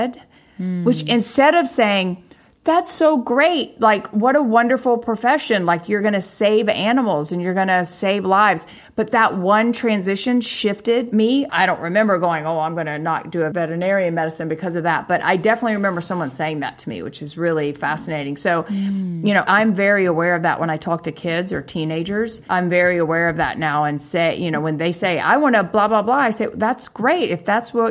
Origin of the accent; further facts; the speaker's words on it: South Carolina, United States; moved away as an adult; also born or lived in Charleston, South Carolina; now in Los Angeles, United States; I grew up in South Carolina, in Charleston, South Carolina. But then when my mom and dad divorced, we moved away about 2 hours away to a tiny town of like 5,000 people.